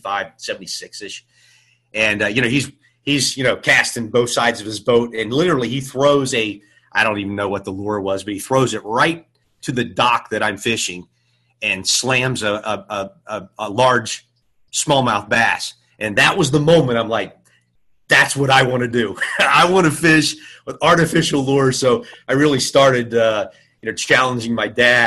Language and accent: English; Dayton, Ohio, United States; I grew up in Dayton, Ohio. I'm a Buckeye through and through